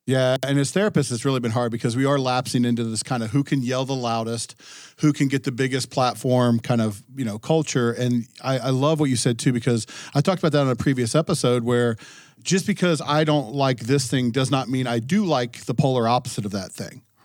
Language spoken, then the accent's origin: English; Ohio, United States; now in New Hampshire, United States; growing up in Ohio, now living in New Hampshire